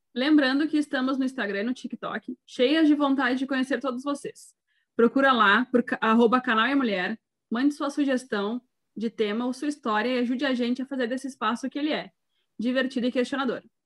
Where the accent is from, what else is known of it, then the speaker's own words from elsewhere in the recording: Rio Grande do Sul, Brazil; sou do Rio Grande do Sul, solteira, 30 anos